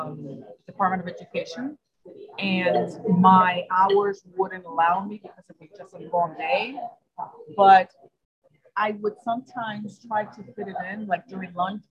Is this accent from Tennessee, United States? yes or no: no; New York City, New York, United States; New York City, partly Queens.